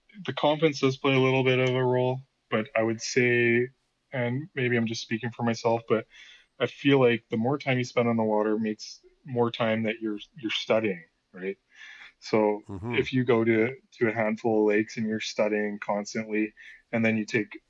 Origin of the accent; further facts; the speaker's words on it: Kamloops, British Columbia, Canada; when I was growing up in Kamloops here